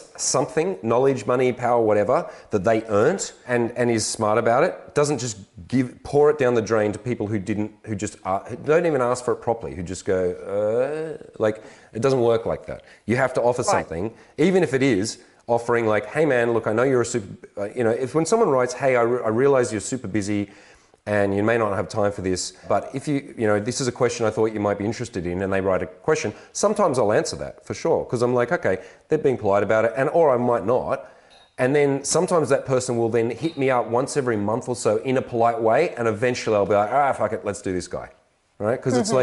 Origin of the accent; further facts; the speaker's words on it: Australia; I'm an Aussie man